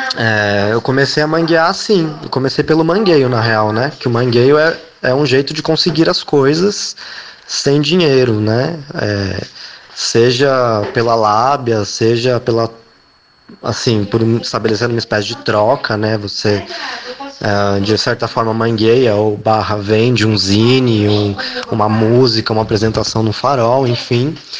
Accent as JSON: {"language": "Portuguese", "region": "São Paulo", "country": "Brazil", "tie": "born or raised there", "moved": "yes", "said": "eu sou de São Paulo, ou eu era de São Paulo, né? É, eu cresci na Zona Oeste, na Vila Madalena"}